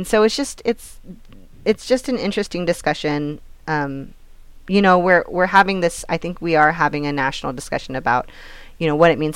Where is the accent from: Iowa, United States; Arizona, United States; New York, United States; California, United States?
California, United States; Hollister; my hometown, Hollister, in San Benito